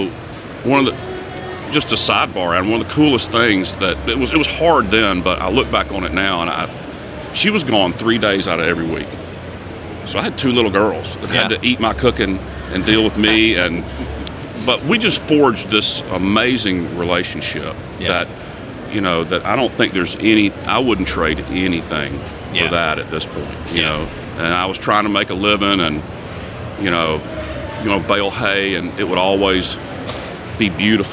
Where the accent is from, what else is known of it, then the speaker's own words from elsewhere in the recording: Morrow, Georgia, United States; I grew up in Morrow, Georgia, which is a suburb on the south side of Atlanta